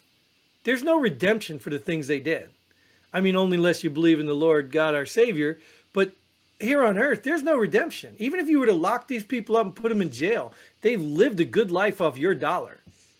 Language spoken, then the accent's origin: English; New Jersey, United States; I grew up in Jersey, man.